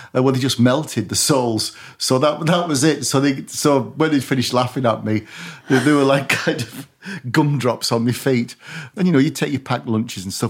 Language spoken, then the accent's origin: English; Barrow-in-Furness, North West England, United Kingdom; I'm from Barrow